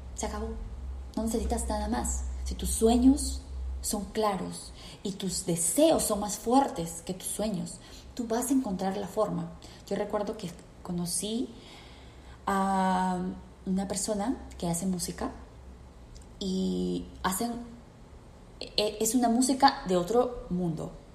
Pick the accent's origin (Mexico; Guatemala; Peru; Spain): Peru; moved away as an adult; yo me fui de Perú